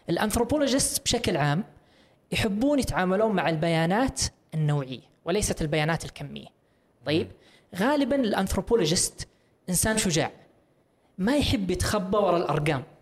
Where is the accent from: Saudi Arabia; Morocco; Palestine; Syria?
Saudi Arabia